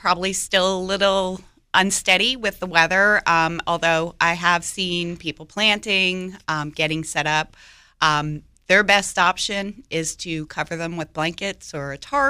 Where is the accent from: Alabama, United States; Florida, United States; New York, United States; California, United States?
New York, United States; now in Raleigh, United States; I'm from New York